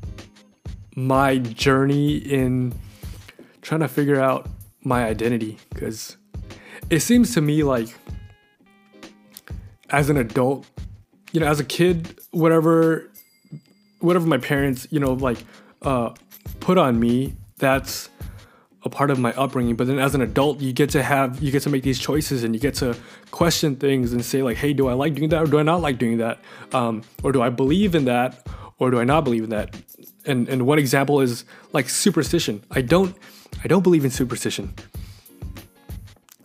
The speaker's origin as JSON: {"language": "English", "country": "United States", "said": "America is my home, but it's still a little difficult for me to feel like an American"}